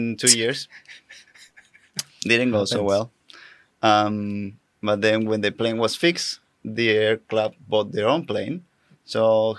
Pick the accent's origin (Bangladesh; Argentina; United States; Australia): Argentina; We're skydivers from Argentina.